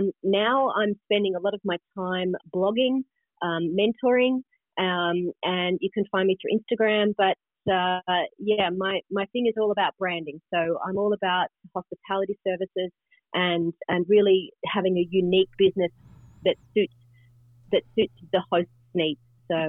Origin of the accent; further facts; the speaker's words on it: Australia; now in Japan; I sound a bit funny. I'm an Australian. I live in Japan.